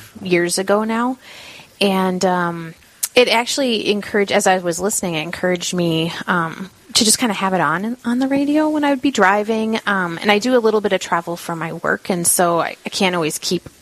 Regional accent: Montevideo, Minnesota, United States; I was born and raised here in Montevideo

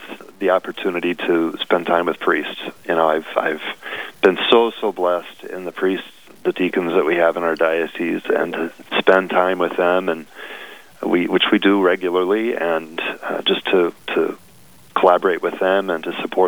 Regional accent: Nebraska, United States; moved away as an adult; now in Fargo, United States; I was from Nebraska, so I knew Midwest life, I knew rural life

